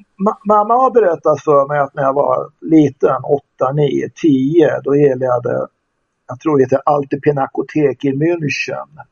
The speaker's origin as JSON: {"language": "Swedish", "town": "Västerås", "region": "Västmanland", "country": "Sweden", "tie": "born or raised there", "said": "Jag är uppvuxen i Västerås"}